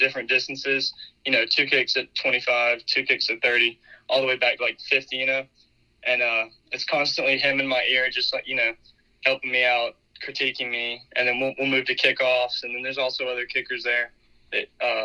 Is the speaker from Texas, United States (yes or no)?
no; Dothan, Alabama, United States; Dothan, Alabama, my hometown